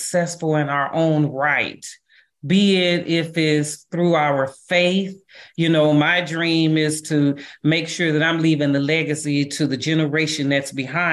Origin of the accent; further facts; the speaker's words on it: St. Louis, Missouri, United States; I'm from St. Louis